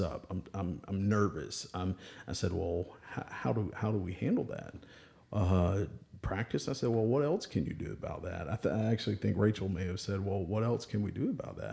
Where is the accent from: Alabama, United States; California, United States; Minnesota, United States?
Alabama, United States; Birmingham; from Birmingham